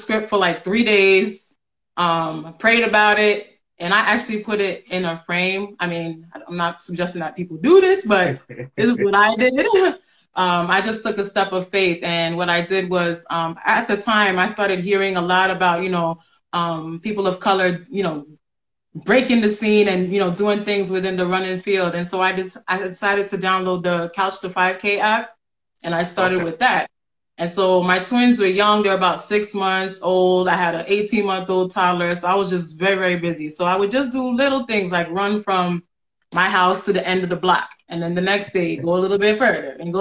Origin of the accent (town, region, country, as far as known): New York City, New York, United States; born or raised there; moved away as an adult; also born or lived in Ghana; now in Albany, United States